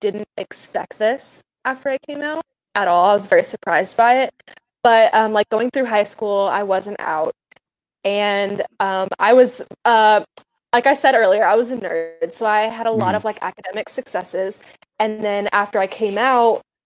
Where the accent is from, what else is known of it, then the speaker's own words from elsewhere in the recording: Santa Claus, Indiana, United States; now in Evansville, United States; I actually wasn't raised in Evansville. I just live here now. I was raised in Santa Claus.